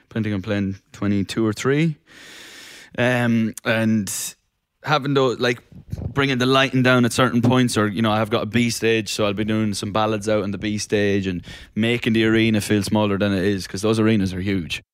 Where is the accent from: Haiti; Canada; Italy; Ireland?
Ireland; also born or lived in London; now in Los Angeles, United States; I grew up in Ireland where it rain, rains for about three hundred and sixty days of the year